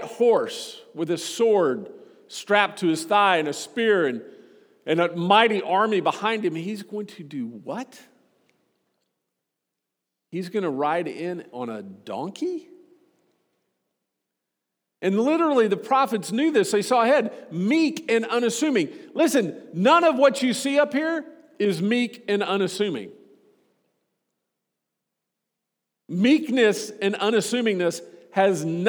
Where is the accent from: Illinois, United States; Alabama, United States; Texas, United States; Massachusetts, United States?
Texas, United States; Austin; moved away; growing up in Austin, Texas